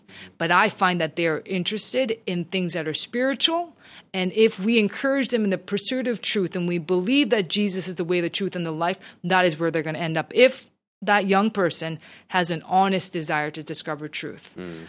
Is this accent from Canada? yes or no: yes; Canada; Because we are all Canadian. I feel Canadian more than I, like when the Olympics are on, I choose Canada and then I go for Korea. Like it's just, I am Canadian.